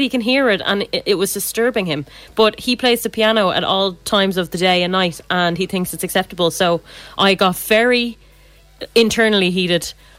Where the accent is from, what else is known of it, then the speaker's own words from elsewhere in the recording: Ireland; being Irish